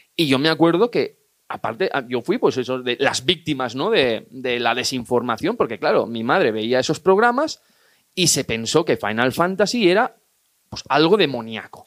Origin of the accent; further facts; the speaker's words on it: Igualada, Catalonia, Spain; yo que soy de Igualada